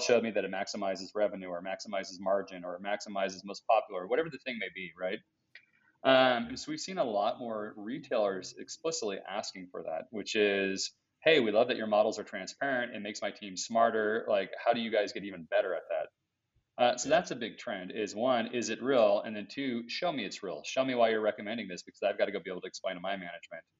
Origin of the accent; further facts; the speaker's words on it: United States; as an American shopper